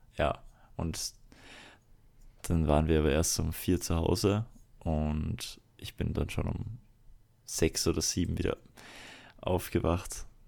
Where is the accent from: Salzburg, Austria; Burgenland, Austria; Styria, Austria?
Salzburg, Austria; Deswegen bin ich ja Salzburger und kein Wiener